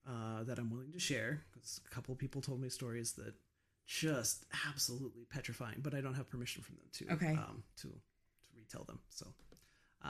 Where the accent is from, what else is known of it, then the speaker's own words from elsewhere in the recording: United States; I grew up outside of Hillsdale